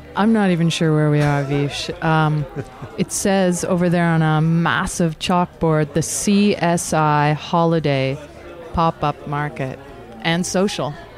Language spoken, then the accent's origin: English; Toronto, Ontario, Canada; also born or lived in Scarborough; I grew up in the East End of Toronto in the beach